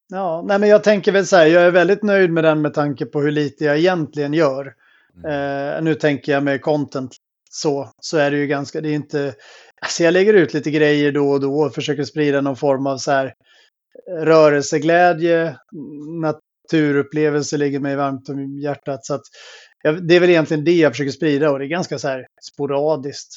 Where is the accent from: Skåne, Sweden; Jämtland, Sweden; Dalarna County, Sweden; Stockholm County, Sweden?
Skåne, Sweden; outside Helsingborg; jag växte upp i Skåne eh, utanför eh, Helsingborg